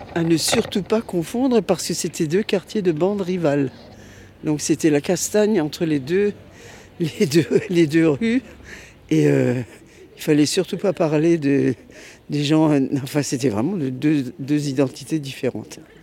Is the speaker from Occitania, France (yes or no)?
no; Strasbourg, Grand Est, France; née à Strasbourg, rue Hermann, dans la, à la clinique du Berceau. Et puis après, nous avons vécu à Strasbourg